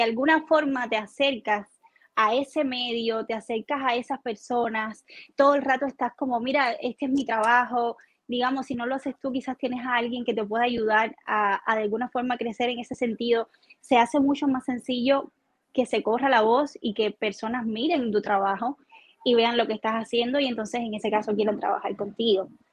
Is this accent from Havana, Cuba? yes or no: yes; Guanabo, Havana, Cuba; moved away; yo vengo de Guanabo, de la playa